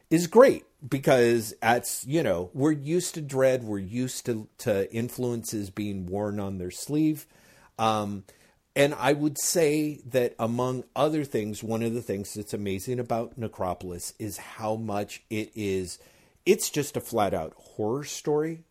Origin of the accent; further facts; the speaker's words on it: United States; as an American comics reader